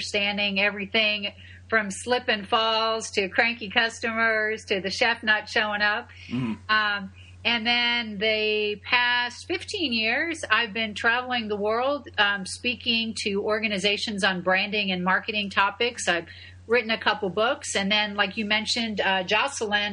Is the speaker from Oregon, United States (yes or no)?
no; Buffalo, New York, United States; moved away as an adult; also born or lived in Houston; now in Tampa, United States; I'm an upstate New Yorker gal. I was born in Buffalo